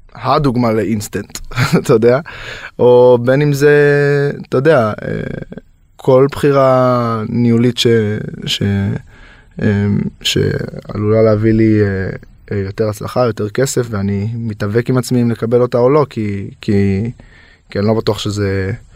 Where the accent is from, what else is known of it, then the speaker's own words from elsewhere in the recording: Yehud, Central District, Israel; now in Los Angeles, United States; אני גדלתי ביהוד, נווה מונוסון, אם להיות מדויק